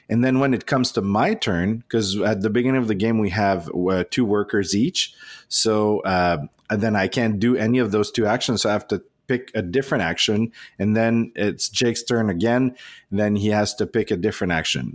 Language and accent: English; Canada; English is a second language; we're proudly Canadian